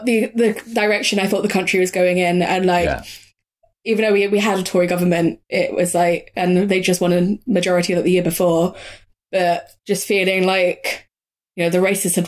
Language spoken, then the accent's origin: English; Leicester, East Midlands, United Kingdom; growing up in Leicester